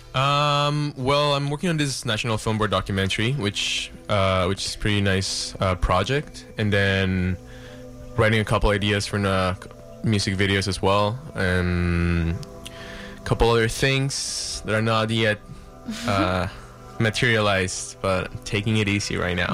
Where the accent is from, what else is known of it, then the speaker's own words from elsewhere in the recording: Mexico; now in Vancouver, Canada; I'm from Mexico